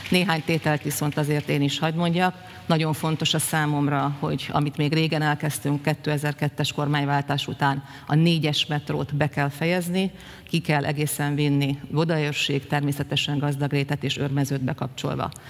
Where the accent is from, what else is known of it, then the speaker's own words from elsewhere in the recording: Budapest, Hungary; Én magamat természetesen budapestiként határozom meg